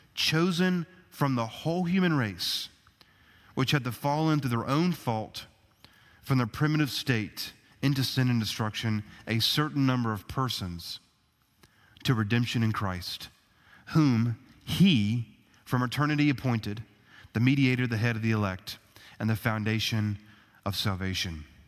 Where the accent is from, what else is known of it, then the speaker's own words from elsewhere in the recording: United States; us as American citizens